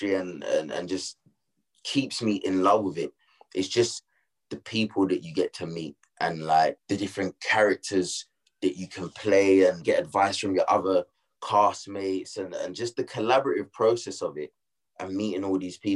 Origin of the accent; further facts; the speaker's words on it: London, United Kingdom; accent: Cockney; I'm from East London